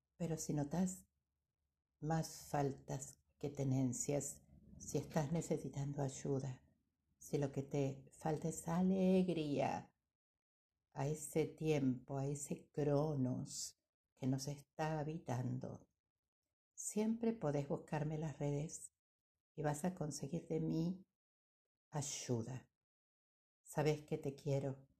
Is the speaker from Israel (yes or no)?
no; Argentina; cantábamos de niños los que somos argentinos